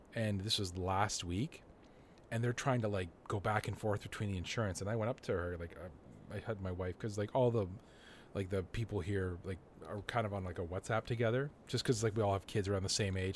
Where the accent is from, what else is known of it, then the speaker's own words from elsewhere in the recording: Canada; I'm Canadian and I drive in snow all the time